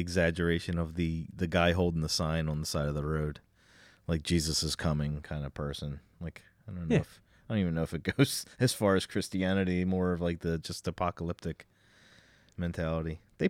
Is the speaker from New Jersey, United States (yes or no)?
yes; Cherry Hill, New Jersey, United States; Where are you from? I'm from exit 4, Cherry Hill.